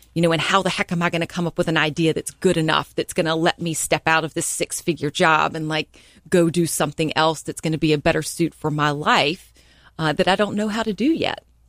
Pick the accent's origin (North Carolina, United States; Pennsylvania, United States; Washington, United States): North Carolina, United States; Hickory; moved away as an adult; also born or lived in Greensboro, North Carolina / Tampa, Florida; now in Charleston, United States; I'm originally from Hickory, North Carolina, and, uh, as, you know, was born and raised there